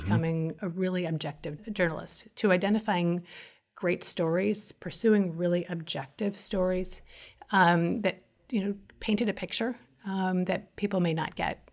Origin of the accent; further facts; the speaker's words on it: Los Angeles, California, United States; I grew up in Los Angeles